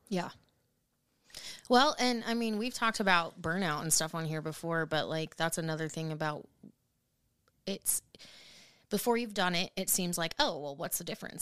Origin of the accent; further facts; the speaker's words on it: Portland, United States; moved away as an adult; also born or lived in Washington; now in Nashville, United States; still in Portland. Just 'cause it was my hometown